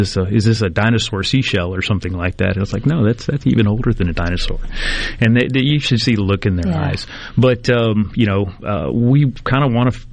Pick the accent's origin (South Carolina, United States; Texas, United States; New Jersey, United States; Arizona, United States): Texas, United States; San Antonio; now in Mississippi, United States; a very young child growing up in San Antonio, Texas